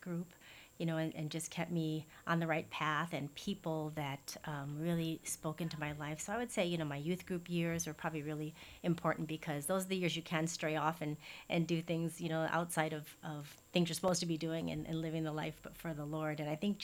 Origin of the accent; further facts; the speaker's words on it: Chicago, Illinois, United States; now in Hawaii, United States; I actually grew up in Chicago, born and raised in Chicago